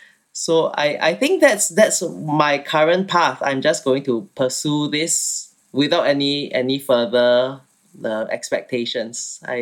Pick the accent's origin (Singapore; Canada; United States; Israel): Singapore; moved away as an adult; now in London, United Kingdom; So I'm from Singapore and I studied architecture there and I moved to London to finish my studies and now I'm living in London.